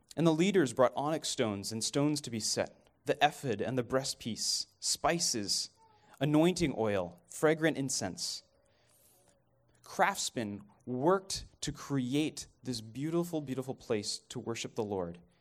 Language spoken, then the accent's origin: English; Dallas, Texas, United States; moved away as an adult; also born or lived in Kenya; I'm from Dallas